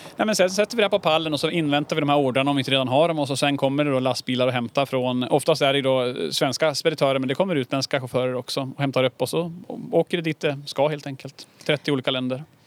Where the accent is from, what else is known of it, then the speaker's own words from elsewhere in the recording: Härnösand, Västernorrland County, Sweden; moved away as an adult; also born or lived in London; jag är uppväxt inne i Härnösand